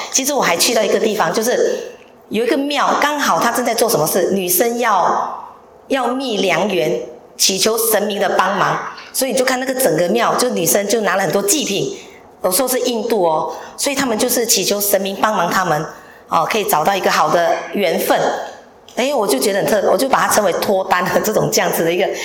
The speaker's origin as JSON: {"language": "Chinese", "town": "Ipoh", "region": "Perak", "country": "Malaysia", "moved": "as an adult", "lives_now": "Hsinchu, Taiwan", "said": "我来自怡宝"}